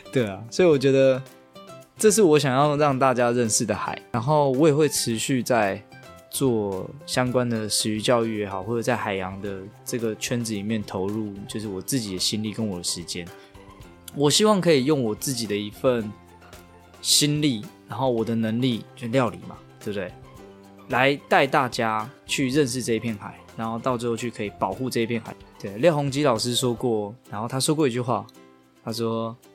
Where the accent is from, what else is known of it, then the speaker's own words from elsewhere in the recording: Hualien, Hualien County, Taiwan; 我们花莲人对这个东西有一个想象，有一个记忆